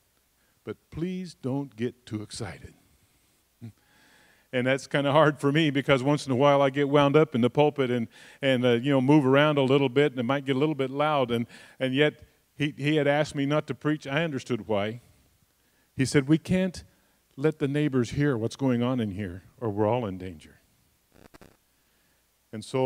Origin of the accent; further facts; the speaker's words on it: United States; I'm an American